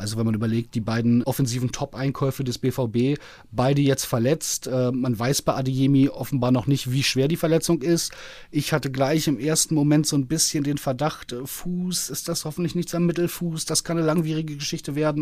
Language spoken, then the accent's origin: German; Berlin, Germany; Bin ja Berliner, Westberliner, so ein bisschen mit Hertha sozialisiert worden